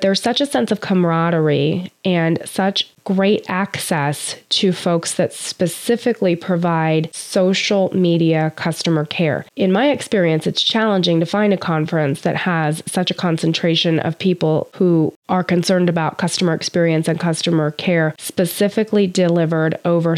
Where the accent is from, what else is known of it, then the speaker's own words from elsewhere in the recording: United States; as a United States citizen